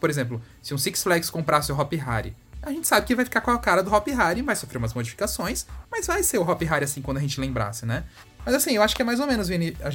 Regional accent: France; Portuguese is a second language; Designs no plural. É que eu sou francesa.

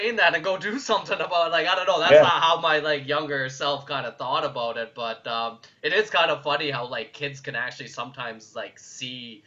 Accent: Calgary, Alberta, Canada; I was born in Calgary, but yeah, my dad's Pakistani.

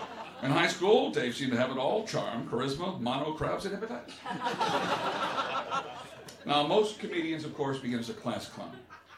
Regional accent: England, United Kingdom; I'm English

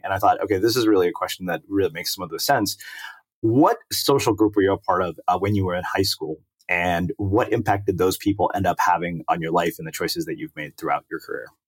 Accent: Texas, United States; moved away; I grew up in Texas

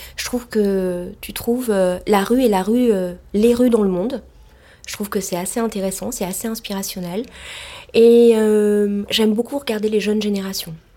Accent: Marseille, Provence-Alpes-Côte d'Azur, France; moved away; also born or lived in Saint-Germain-des-Prés, Paris; je suis née à Marseille, donc euh, dans une ville euh, du soleil, de la mer. Et j'étais plutôt avec des parents qui ont monté les premières jeaneries à Marseille

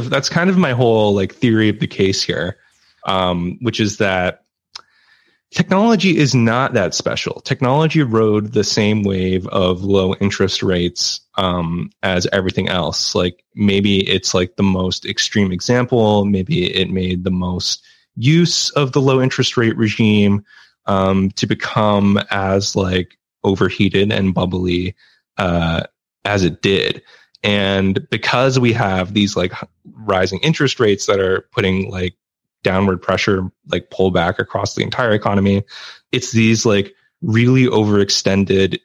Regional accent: Canada; I'm Canadian

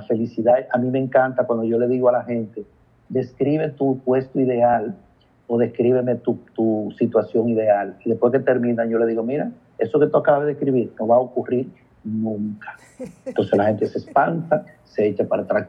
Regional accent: Licey al Medio, Santiago, Dominican Republic; Yo soy de Santiago, de Licey al y viajo una vez cada 15 días por asunto de trabajo

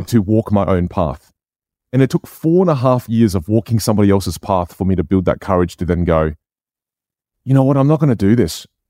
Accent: Australia; first language Chinese dialect (Jiu); English is a second language; I grew up in Australia. I was born here.

